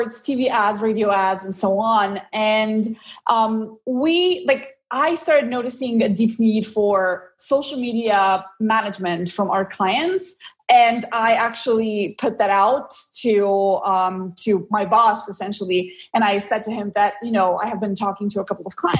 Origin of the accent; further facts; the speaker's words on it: Slovenia; I'm actually from Slovenia